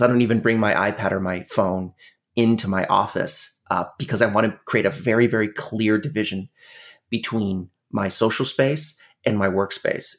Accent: Canada; Canada, which is where I'm from. I'm Canadian

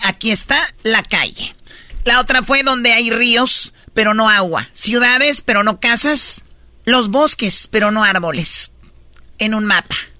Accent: Tepatitlán, Jalisco, Mexico; soy de Tepatitlán

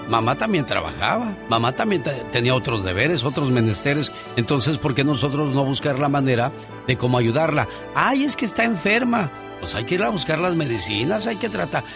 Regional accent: Monclova, Coahuila, Mexico; moved away; un día salí de Coahuila pero Coahuila nunca salió de mí.

